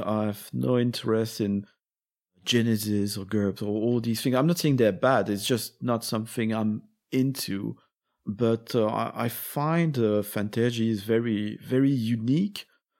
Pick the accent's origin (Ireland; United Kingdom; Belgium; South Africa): Belgium; also born or lived in France; I'm from Belgium and France, and the similar words of similar political movements are not as sensible.